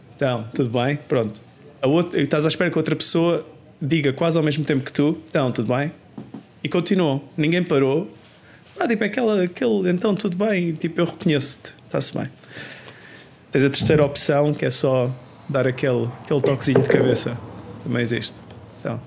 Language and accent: Portuguese; Portugal; moved away as an adult; now in Sweden; desde que saí de Portugal